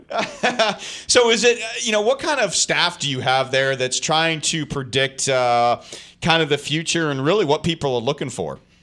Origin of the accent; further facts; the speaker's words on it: Massachusetts, United States; I'm from Massachusetts originally